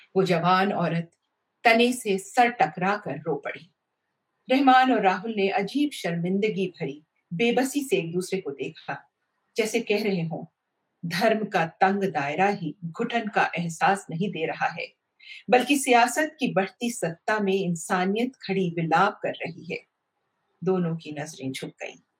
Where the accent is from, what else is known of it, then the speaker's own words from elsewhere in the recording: India; हम यहाँ की मिट्टी में पैदा हुए हैं